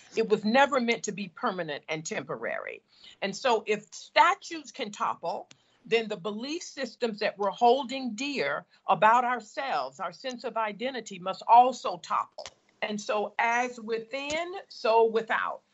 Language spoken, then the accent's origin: English; the South, United States; as a girl of color growing up in the South